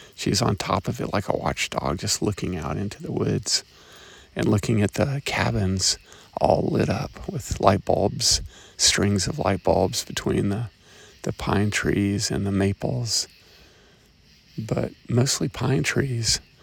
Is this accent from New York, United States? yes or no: no; Chattanooga, Tennessee, United States; my hometown of Chattanooga, Tennessee